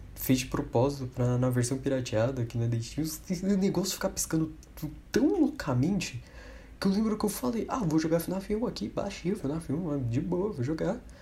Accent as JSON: {"language": "Portuguese", "country": "Brazil", "said": "a gente é brasileiro"}